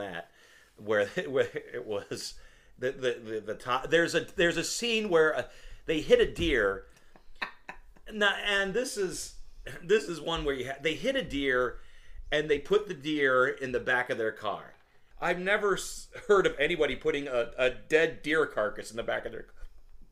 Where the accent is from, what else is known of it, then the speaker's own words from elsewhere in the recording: Detroit, Michigan, United States; we grew up in Michigan, so we would get CBC